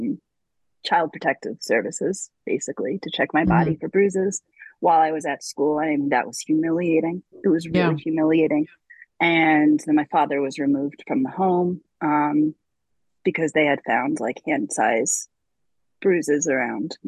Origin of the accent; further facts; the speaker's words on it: Long Island, New York, United States; I grew up in New York on Long Island